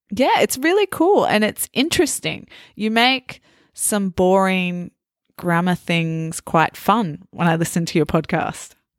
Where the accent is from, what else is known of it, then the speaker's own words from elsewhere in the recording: Australia; I'm Australian